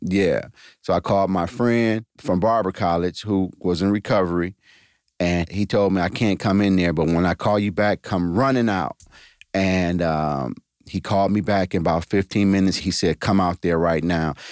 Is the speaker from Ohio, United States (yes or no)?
yes; East Cleveland, Ohio, United States; I grew up in East Cleveland, Ohio, went to Shaw High School